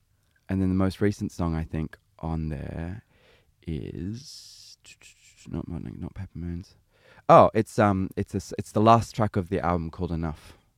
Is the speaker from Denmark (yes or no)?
no; Sydney, New South Wales, Australia; I'm Australian. I was born and raised in Sydney.